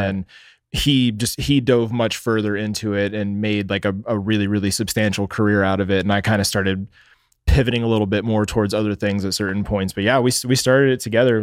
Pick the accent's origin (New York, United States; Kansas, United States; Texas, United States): Texas, United States; Dallas; moved away as an adult; now in Phoenix, United States; I was born in Dallas, Texas